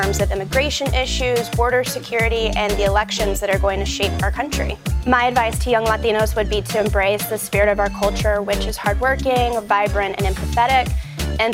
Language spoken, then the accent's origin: English; El Paso, Texas, United States; I am a second-generation Mexican-American. I was born in El Paso, Texas, which sits on the U.S.-Mexican border.